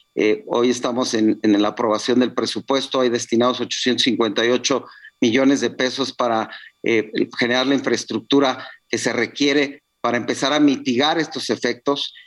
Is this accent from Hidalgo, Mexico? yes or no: yes; Tula region, Hidalgo, Mexico; La región de Tula, que es de donde yo soy originario